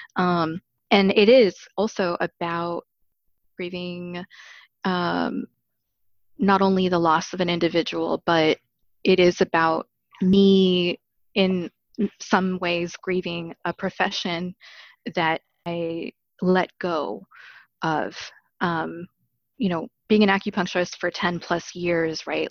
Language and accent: English; Arizona, United States; now in Chicago, United States; I grew up in Arizona